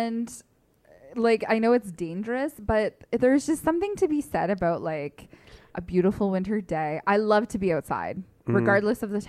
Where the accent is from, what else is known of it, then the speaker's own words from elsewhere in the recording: Northern Ontario, Canada; moved away; I grew up in Northern Ontario